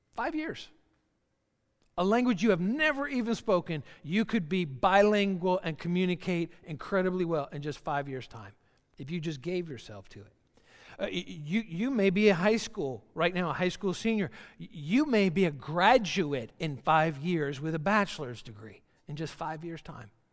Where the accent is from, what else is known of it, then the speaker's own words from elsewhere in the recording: Georgia, United States; I'm from Georgia, so country music comes easy and very naturally for me.